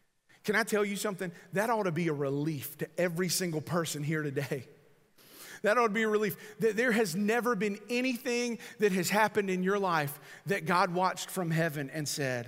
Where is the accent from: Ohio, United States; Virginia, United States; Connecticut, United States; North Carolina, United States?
North Carolina, United States; she probably knew I was from North Carolina by mine.